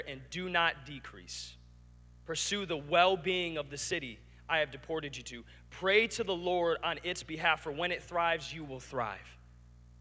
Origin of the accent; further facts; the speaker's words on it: Lansing, Michigan, United States; I grew up in Lansing